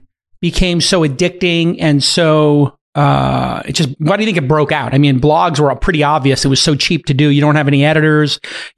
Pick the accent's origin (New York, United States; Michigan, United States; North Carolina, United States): New York, United States; New York City; moved away; also born or lived in Los Angeles; I grew up in Brooklyn, but when I lived in LA for a while